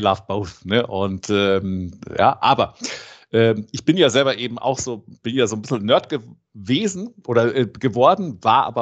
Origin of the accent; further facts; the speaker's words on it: Rome, Lazio, Italy; Ich bin in Rom aufgewachsen